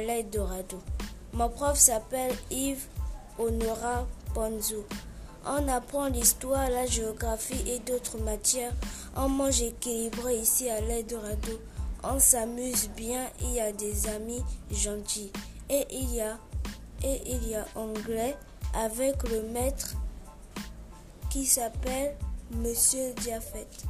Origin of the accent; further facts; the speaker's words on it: Canada; Je suis canadienne